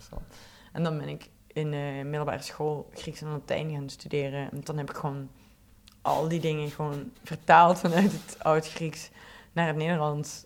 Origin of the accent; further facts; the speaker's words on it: Belgian Limburg, Flanders, Belgium; moved away; ik kom van Belgisch Limburg